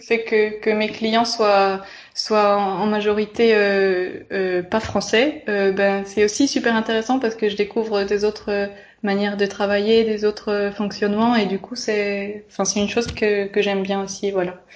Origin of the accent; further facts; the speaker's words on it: Bourgogne-Franche-Comté, France; moved away as an adult; now in Florence, Italy; je viens de Franche-Comté et du coup c'est une région très rurale en France